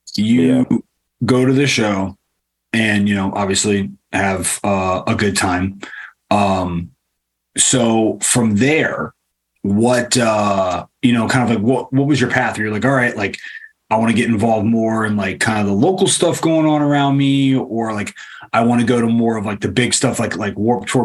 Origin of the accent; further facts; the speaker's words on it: Richmond, Virginia, United States; I grew up like in Richmond